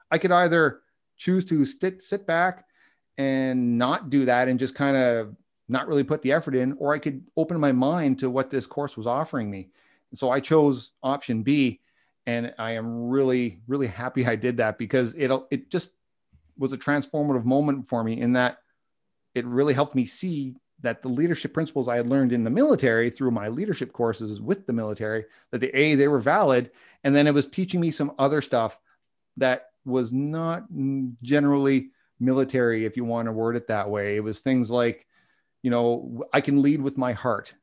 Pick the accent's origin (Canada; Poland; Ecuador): Canada; I'm a Canadian